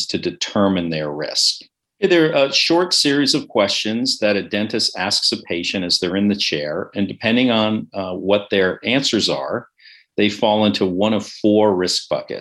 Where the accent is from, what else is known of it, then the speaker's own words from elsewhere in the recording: San Francisco, California, United States; moved away as an adult; also born or lived in Ithaca, New York / New York City; I grew up in the Bay Area. I'm a native San Franciscan, which is a bit of a rarity